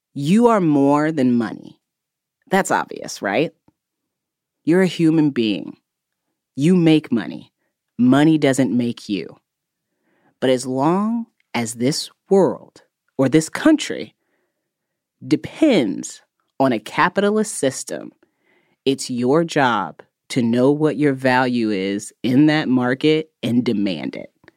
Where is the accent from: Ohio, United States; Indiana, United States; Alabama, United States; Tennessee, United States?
Indiana, United States; I grew up in Indiana where the cost of living is actually pretty low.